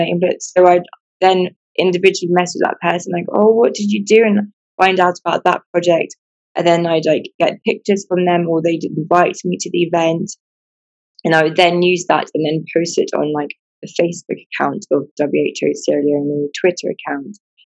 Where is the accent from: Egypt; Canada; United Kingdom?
United Kingdom; England; I wasn't born here. I was born in England. I've lived in England pretty much all my life.